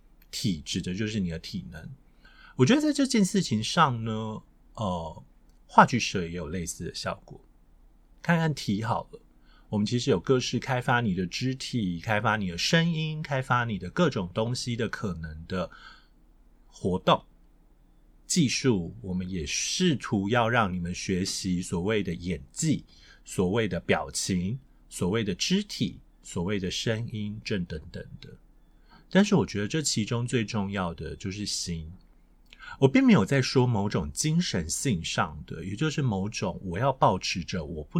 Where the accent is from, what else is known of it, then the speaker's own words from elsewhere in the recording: Taiwan; 我身为一个外省人。我的声音天生就有着比别人好一点的，我的中文是自然而然的，我完全没有雕过任何语音。